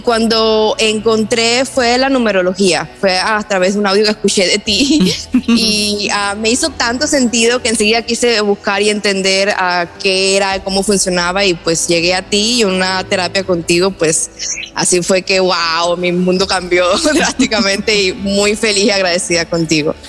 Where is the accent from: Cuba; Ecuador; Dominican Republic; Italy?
Cuba; born or raised there; moved away